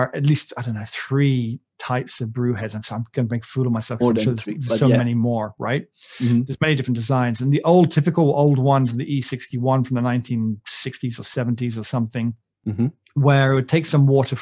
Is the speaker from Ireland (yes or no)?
no; United Kingdom